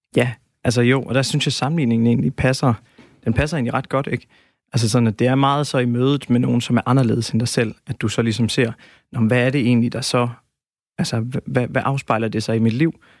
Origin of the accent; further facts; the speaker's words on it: Denmark; vi danskere